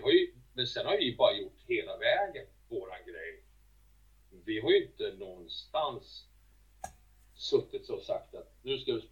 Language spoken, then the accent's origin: Swedish; Sweden; det har tagit många år innan de accepterat oss här hemma i Sverige, det kan jag säga.